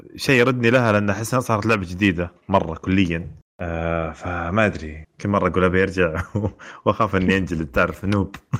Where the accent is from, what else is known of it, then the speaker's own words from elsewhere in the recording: Saudi Arabia; عندنا في السعوديه